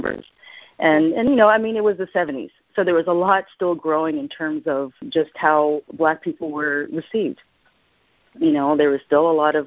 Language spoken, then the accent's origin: English; Montreal, Quebec, Canada; also born or lived in Jamaica / Toronto; growing up in Montreal was wonderful